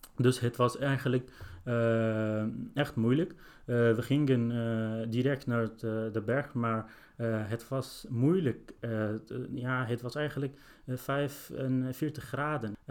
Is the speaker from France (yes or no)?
no; Sinjar, Nineveh, Iraq; now in Netherlands; ik ben zelf gevlucht uit Irak in, nadat de IG is onze stad binnengevallen. En ik woon ongeveer drie jaar hier in Nederland.